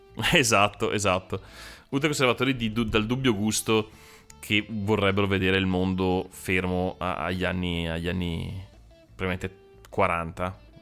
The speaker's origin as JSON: {"language": "Italian", "town": "Brescia", "region": "Lombardy", "country": "Italy", "said": "noi siamo di Brescia"}